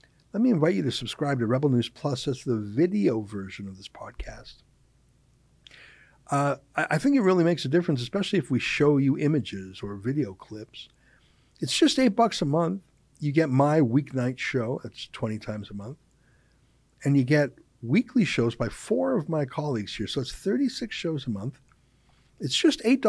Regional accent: Canada; our Canadian spirit

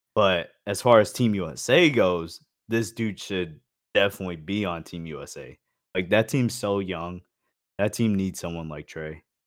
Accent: Phoenix, Arizona, United States; I lived in Phoenix and, like, I grew up in Phoenix

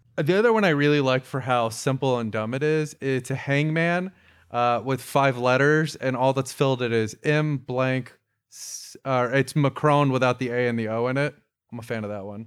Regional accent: Florida, United States; growing up in Florida

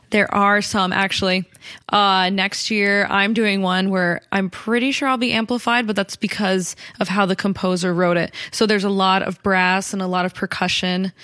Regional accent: Colorado, United States; I grew up in Colorado

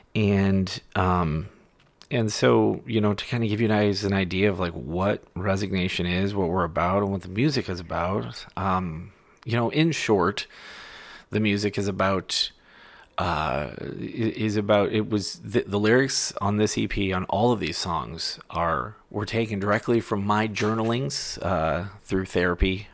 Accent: Ohio, United States; my home state of Ohio

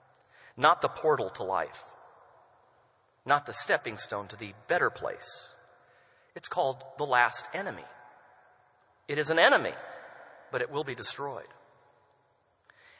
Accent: United States; us as American Christians.

